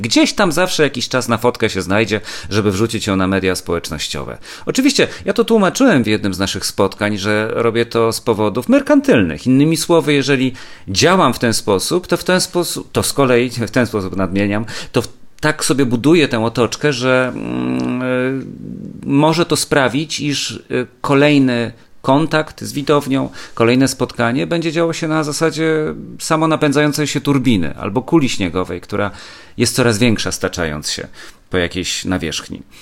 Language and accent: Polish; Kielce, Świętokrzyskie Voivodeship, Poland; moved away as an adult; now in Warsaw, Poland; Muzeum Historii Kielc, czyli mojego rodzinnego miasta, w którym mieszkałem do matury